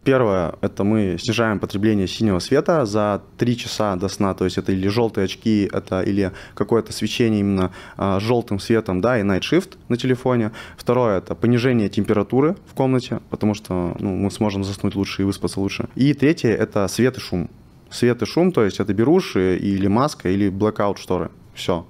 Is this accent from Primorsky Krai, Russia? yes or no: yes; Vladivostok, Primorsky Krai, Russia; moved away as an adult; also born or lived in Moscow; now in Dubai, United Arab Emirates; Я из города Владивостока, э, мне 24 года сейчас. Э, я переехал в Москву, э, когда мне было 21